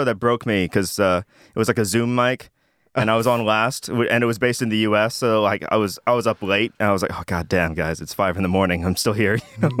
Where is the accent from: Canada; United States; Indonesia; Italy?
Indonesia; Jakarta; It's tiny for I came from Jakarta, which is like 20 million people.